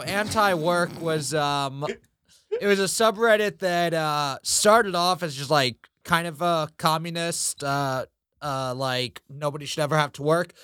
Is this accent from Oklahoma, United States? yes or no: no; New York City, New York, United States; I grew up in Queens